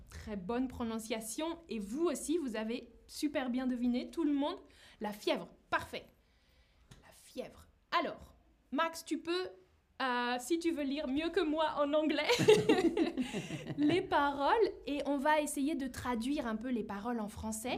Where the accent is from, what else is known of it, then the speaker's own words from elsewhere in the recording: France; now in Berlin, Germany; je suis française